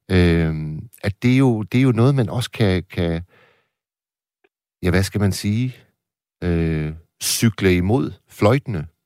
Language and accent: Danish; Hirtshals, North Denmark Region, Denmark; Det er deroppe på min øh, hjemmeegn. Jeg er jo fra Hirtshals.